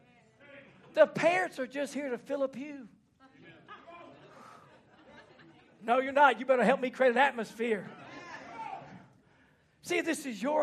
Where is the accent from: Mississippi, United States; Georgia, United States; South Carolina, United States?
Mississippi, United States; also born or lived in Louisiana; I grew up in Mississippi